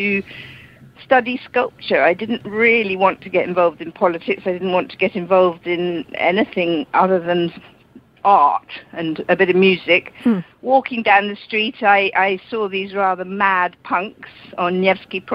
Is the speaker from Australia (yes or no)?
no; London, United Kingdom; I was born in London because my father emigrated as a child